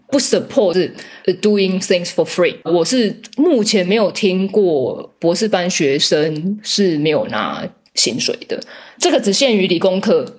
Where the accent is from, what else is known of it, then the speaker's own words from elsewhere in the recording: Taiwan; now in Germany; 一群台湾人坐在一起，我们很naturally就会想要讲中文